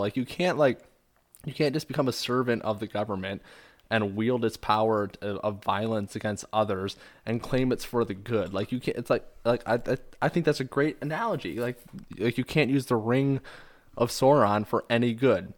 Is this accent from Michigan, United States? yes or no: yes; Michigan, United States; we're both from Michigan